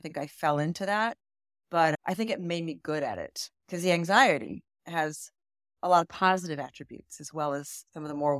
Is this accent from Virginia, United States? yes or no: yes; Virginia, United States; moved away as an adult; now in New York, United States; traveled all over the world until I was about 12 years old when my dad retired at the Pentagon. And so I grew up in Northern Virginia, mostly. And I went to grad school in New York, fell in love with the city.